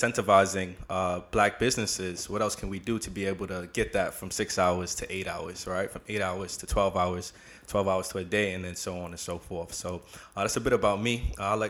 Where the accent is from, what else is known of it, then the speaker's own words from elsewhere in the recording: New York City, New York, United States; I'm from Brooklyn, New York, in particular, Canarsie